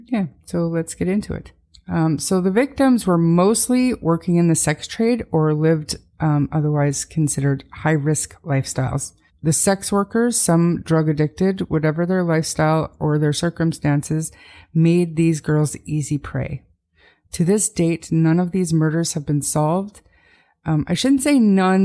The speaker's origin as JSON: {"language": "English", "town": "Calgary", "region": "Alberta", "country": "Canada", "tie": "born or raised there", "also_born_or_lived": "north of Edmonton, Alberta", "said": "This is obviously my hometown, Calgary, and my home province, Alberta"}